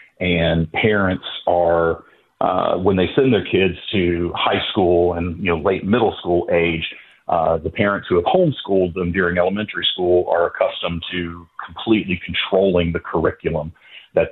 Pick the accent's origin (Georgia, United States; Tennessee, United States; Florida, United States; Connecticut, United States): Tennessee, United States; Knoxville; moved away as an adult; also born or lived in North Carolina; I grew up here, I grew up in Tennessee, moved around when I was in the film business, settled in North Carolina, came back to Tennessee